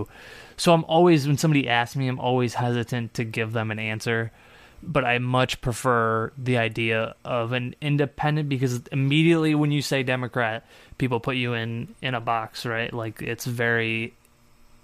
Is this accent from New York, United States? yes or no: yes; Syracuse, New York, United States; I'm from Syracuse